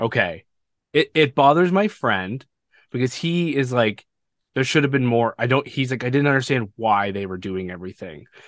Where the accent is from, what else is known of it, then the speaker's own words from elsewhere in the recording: Canada; I'm Canadian